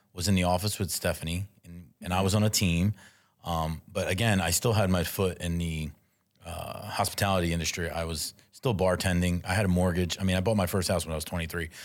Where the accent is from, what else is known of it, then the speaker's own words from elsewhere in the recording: Philadelphia, Pennsylvania, United States; I am originally born and raised in South Philadelphia. I moved around a little bit, but I always had my base in Philadelphia